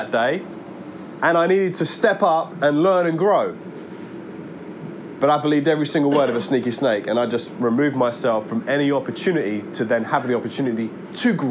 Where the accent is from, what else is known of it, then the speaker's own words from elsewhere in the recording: Worcester Park, London, United Kingdom; I grew up living around Worcester Park, Sutton Way